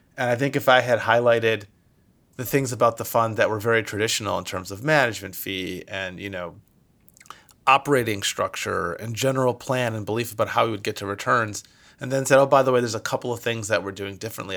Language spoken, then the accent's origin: English; Michigan, United States; moved away as an adult; now in California, United States; I'm originally from Michigan and moved out here to California for school